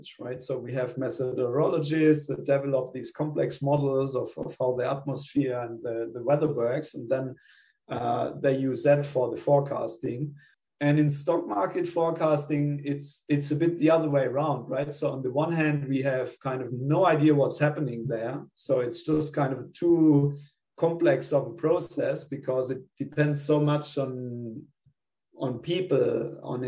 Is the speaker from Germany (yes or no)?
yes; Germany; moved away as an adult; also born or lived in Spain / Melbourne, Australia; now in Australia; I'm originally from Germany. So I did my undergrad in Germany.